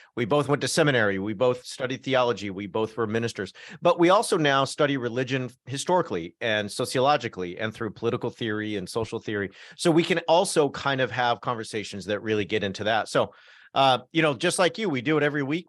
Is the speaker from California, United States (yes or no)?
yes; North Orange County, Southern California, United States; I come from North Orange County, so kind of on the border of L A County